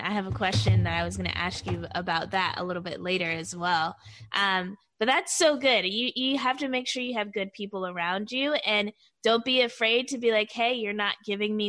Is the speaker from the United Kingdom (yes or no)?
no; Virginia Beach, Virginia, United States; I'm from the Virginia Beach area as well, and definitely love to call that place home